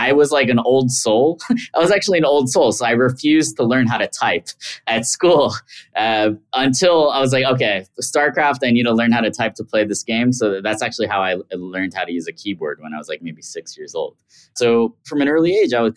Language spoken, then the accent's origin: English; New York City, New York, United States; I grew up in Queens, New York.